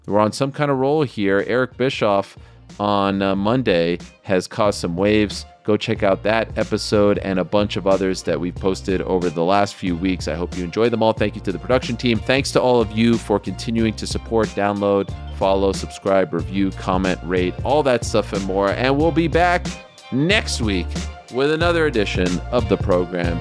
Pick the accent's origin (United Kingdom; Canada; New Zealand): Canada; Montreal, Quebec; when I was a kid growing up in Montreal